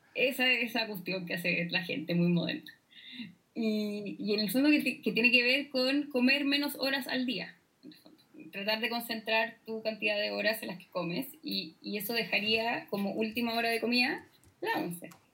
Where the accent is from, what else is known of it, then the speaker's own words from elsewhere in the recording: Chile; como chilenos le damos